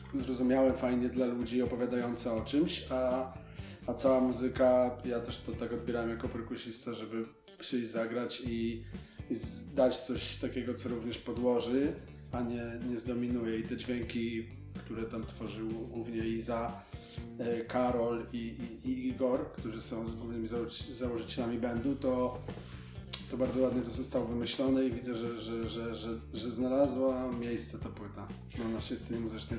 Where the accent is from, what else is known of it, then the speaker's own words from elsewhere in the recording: Gorlice, Lesser Poland, Poland; moved away; do mojego rodzinnego miasta, z którego pochodzę, wracam na scenę Domu Kultury, w którym się de facto wychowałem